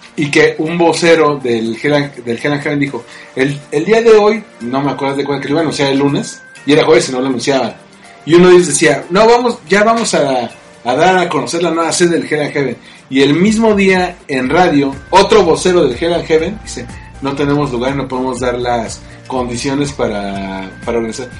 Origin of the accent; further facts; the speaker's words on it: Mexico; los mexicanos, por ya sea por las profesiones que tenemos, este, o por el o por, la cercanía geográfica con otros países de habla inglesa, tendemos a pochear mucho